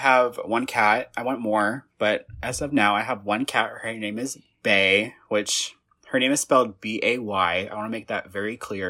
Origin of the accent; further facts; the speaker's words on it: Indiana, United States; I'm from Indiana